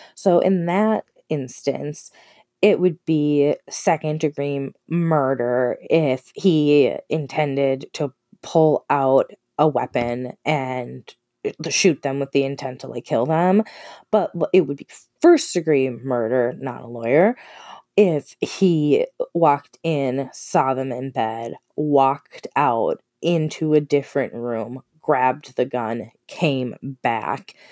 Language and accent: English; Minnesota, United States; I'm from Minnesota, it's relatively local